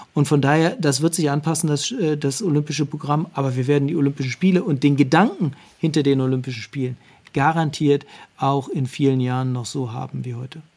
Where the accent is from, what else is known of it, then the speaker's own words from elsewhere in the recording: Wernigerode, Saxony-Anhalt, Germany; moved away; also born or lived in Cologne; Ich bin in der DDR groß geworden, in Wernigerode.